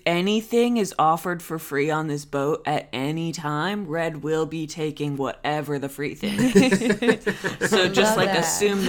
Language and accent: English; United States